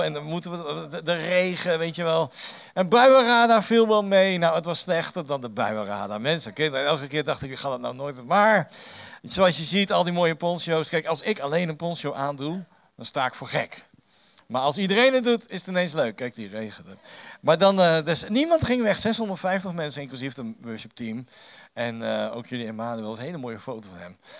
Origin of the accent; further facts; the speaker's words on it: The Hague, South Holland, Netherlands; ik kom uit Den Haag en reken maar, dat is een stad vol met meningen